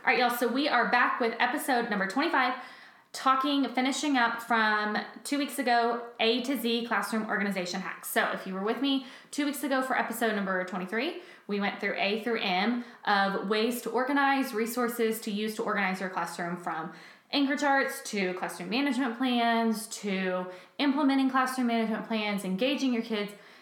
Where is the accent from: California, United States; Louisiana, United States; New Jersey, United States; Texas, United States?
Texas, United States; moved away; I come from Texas where it doesn't get cold till like January 30th